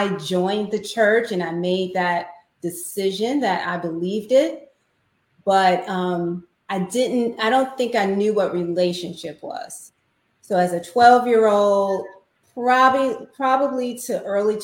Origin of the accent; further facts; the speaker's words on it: Chicago, Illinois, United States; I grew up in Chicago. So I'm a city girl.